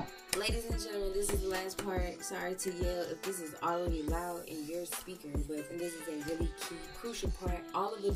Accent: the South, United States; accent: southern; my southern accent

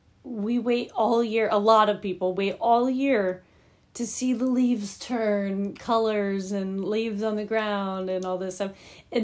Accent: Indiana, United States; I'm from Indiana.

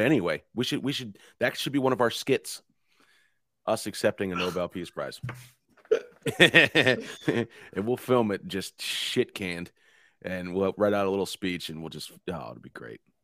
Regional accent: United States; as American citizens

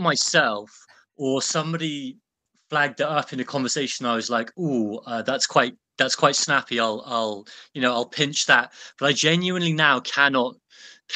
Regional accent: Birmingham, West Midlands, United Kingdom; I grew up in Birmingham, within sort of smelling distance, more or less, of the Cadbury's chocolate factory

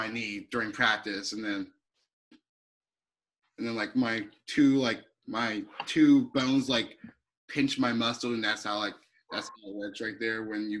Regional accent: Oklahoma, United States; born there; everybody was calling me bandwagon even though I was born in Oklahoma.

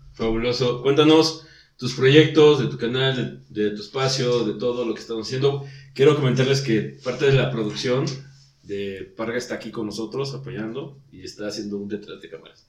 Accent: Mexico; nosotros, como mexicanos

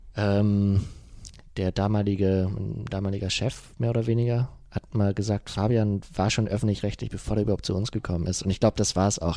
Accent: Germany; ich komme ja aus dem, aus dem Bremer Umland, aus Euten. Das ist äh, ähm, schon dörflich.

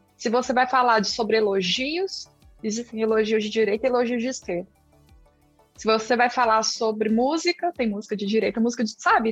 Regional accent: Brazil; accent: mineira/goiana; first language Portuguese; also born or lived in Goiás; Bem mineira, né? Mineira barra goiana

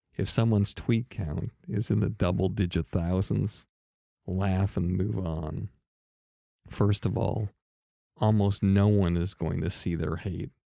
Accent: Longmeadow, Massachusetts, United States; I'm from Long Meadow, Massachusetts

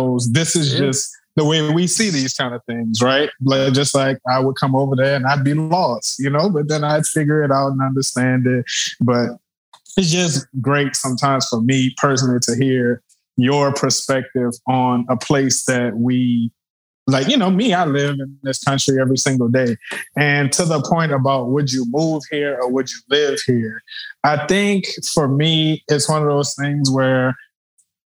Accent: United States; as an American

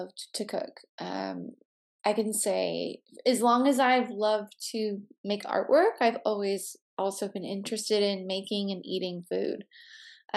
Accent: southwest suburbs of Chicago, Illinois, United States; moved away; I grew up in the southwest suburbs of Chicago

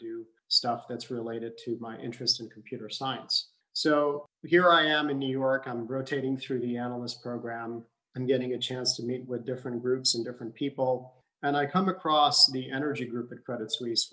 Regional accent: Abu Dhabi, United Arab Emirates; I grew up in Abu Dhabi in the 1980s.

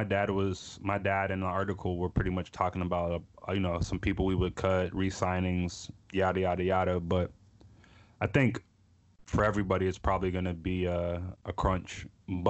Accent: Pittsburgh, Pennsylvania, United States; moved away; born and raised in Pittsburgh for a few years before I got shipped out

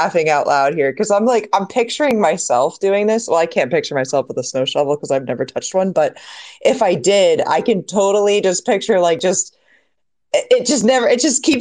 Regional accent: Florida, United States; I'm from Florida

